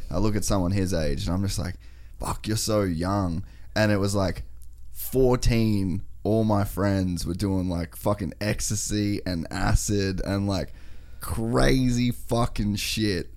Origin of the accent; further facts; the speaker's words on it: Cairns, Queensland, Australia; now in Gold Coast, Australia; we, we grew up in Cairns